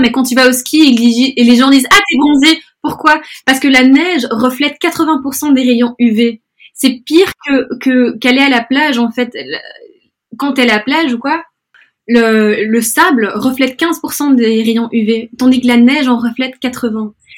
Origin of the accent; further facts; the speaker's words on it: Brussels, Brussels-Capital Region, Belgium; also born or lived in Spain; now in London, United Kingdom; je suis espagnole d'origine, mais je suis née à Bruxelles, donc je suis un peu moitié espagnole, moitié belge